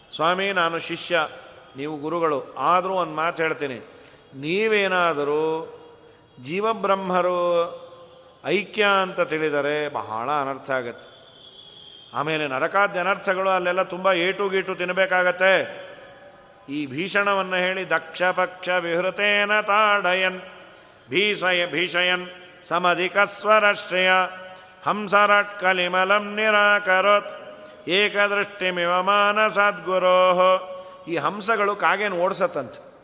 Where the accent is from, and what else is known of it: Bengaluru, Karnataka, India